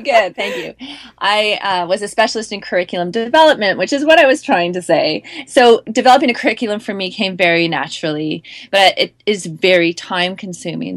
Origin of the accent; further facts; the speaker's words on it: Canada; as a Canadian